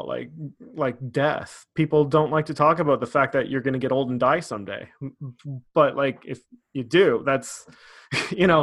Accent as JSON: {"language": "English", "town": "Welland", "region": "Ontario", "country": "Canada", "tie": "born or raised there", "said": "my locality of like growing up in Welland"}